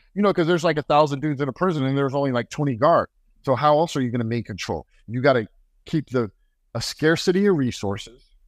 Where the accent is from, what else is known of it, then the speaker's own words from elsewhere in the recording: United States; I'm American